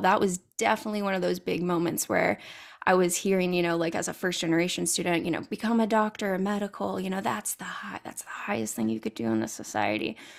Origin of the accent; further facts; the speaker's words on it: California, United States; I'm originally from California